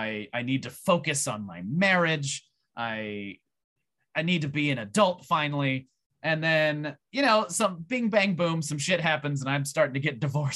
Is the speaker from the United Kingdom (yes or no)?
no; Canada; people didn't like me because people are fucking racist and they hated me because I was from Canada for no other reason.